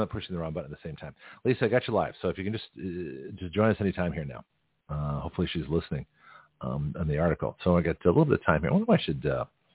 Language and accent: English; Toronto, Ontario, Canada; now in United States; I was born in Toronto